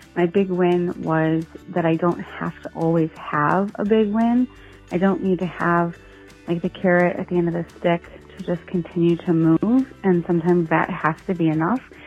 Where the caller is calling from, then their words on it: Commerce, Michigan, United States; I'm calling from Commerce, Michigan.